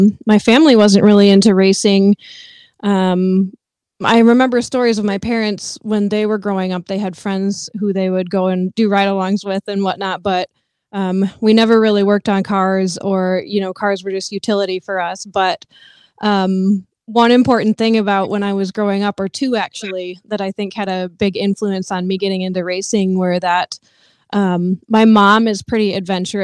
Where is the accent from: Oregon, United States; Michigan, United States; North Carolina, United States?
Michigan, United States; West; I was born and raised in West Michigan